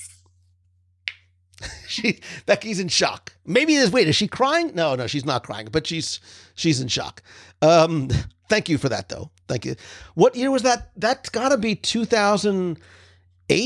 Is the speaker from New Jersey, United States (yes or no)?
yes; New Jersey, United States; also born or lived in Naples, Florida; now in Florida, United States; growing up in New Jersey